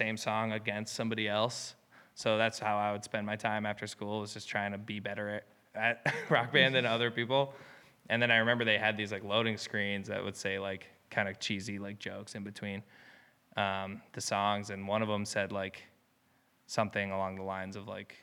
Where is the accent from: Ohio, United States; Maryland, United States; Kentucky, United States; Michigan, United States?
Michigan, United States; Ann Arbor; I'm from Ann Arbor, Michigan